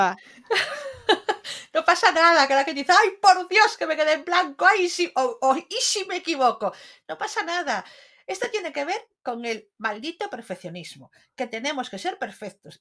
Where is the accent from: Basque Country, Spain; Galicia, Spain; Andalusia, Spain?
Galicia, Spain; Lugo; Como buenos gallegos